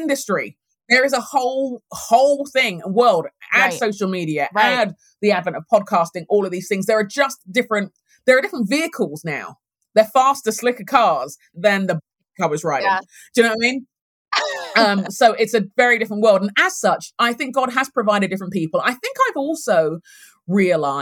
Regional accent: London, United Kingdom; moved away as an adult; now in United States; I'm Nigerian heritage. I was born and raised in London, grew up in London in England

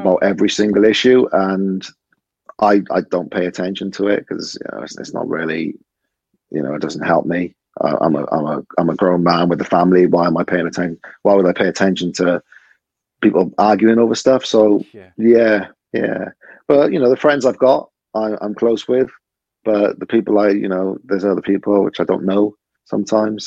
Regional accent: Cardiff, Wales, United Kingdom; I grew up in Butetown.

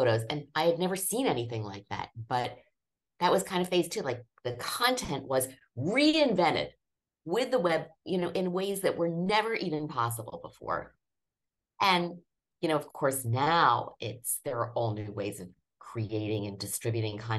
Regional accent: Norristown, Pennsylvania, United States; moved away; I grew up in Norristown, Pennsylvania, which is about 20 miles northwest of Philadelphia

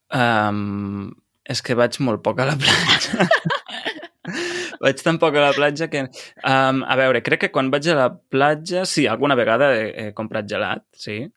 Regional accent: Lleida, Catalonia, Spain; jo sóc de Lleida i a Lleida no tenim platja

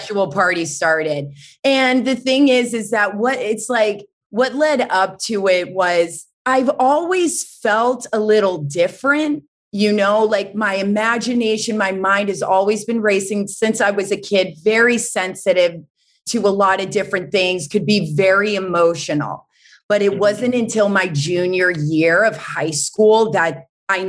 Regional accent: North Carolina, United States; also born or lived in Boston; born in Boston, but I grew up in North Carolina, the South

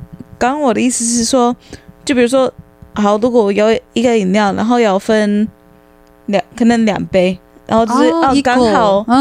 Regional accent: United States; Chinese is a second language; moved away as an adult; also born or lived in Tainan, Taiwan; now in Taiwan; 然后在美国我们高中是四年

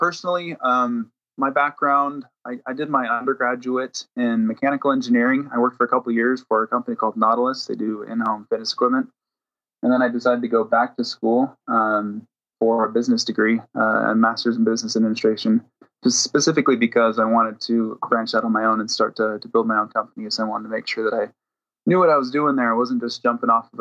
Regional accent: Washington, United States; moved away as an adult; now in Utah, United States; I'm actually from Washington State, is where I grew up

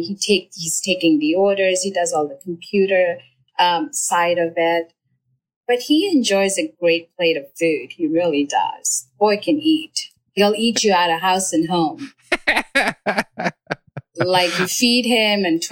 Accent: India; moved away; I grew up in India

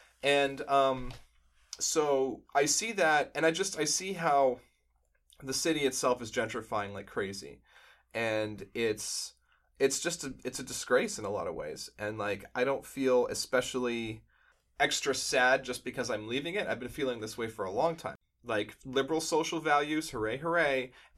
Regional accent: the suburbs of Boston, Massachusetts, United States; because I'm from the suburbs. I mean, I'm not really from Boston. Now I am, because I spent some time here.

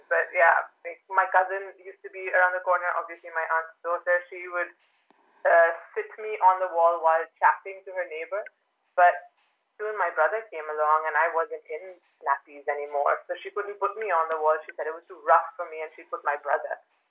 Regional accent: Birmingham, West Midlands, United Kingdom; born there; So I was actually not born in London. I was born just in Birmingham, I think, because my parents lived in this small town called Tamworth

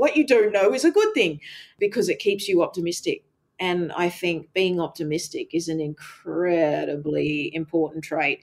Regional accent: Canada; the little … growing up in Canada

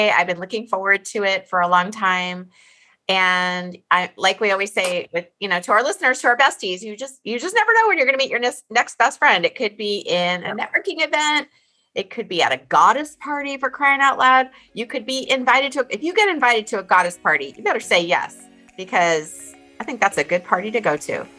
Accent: Alaska, United States; Yeah, we're Thank from Alaska, you. technically. Uh, that's where Tamara and I grew up together.

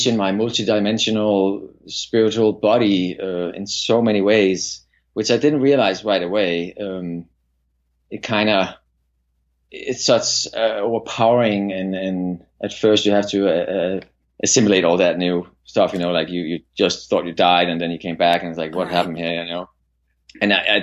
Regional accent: Copenhagen, Capital Region of Denmark, Denmark; moved away as an adult; I'm from Denmark, and I grew up in Denmark, Copenhagen, and I lived the first 25 years of my life in Denmark

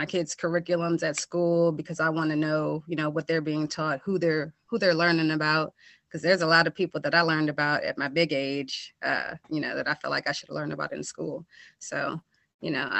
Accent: Hyattsville, Maryland, United States; also born or lived in Silver Spring, Maryland; I've always been in Maryland, in Hyattsville. I was born in Silver Spring, but grew up PG County, went to Hyattsville and PG County schools just all my life

